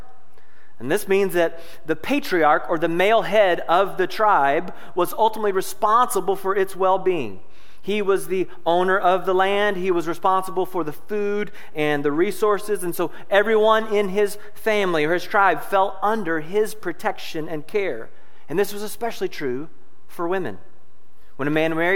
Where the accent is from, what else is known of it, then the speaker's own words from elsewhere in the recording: Louisville, Kentucky, United States; moved away as an adult; now in Noblesville, United States; I'm originally from Louisville, Kentucky. I was born and raised there